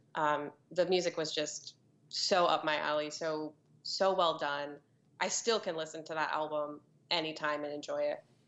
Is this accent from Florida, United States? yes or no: yes; Florida, United States; growing up for me, it's a little cliché because of Florida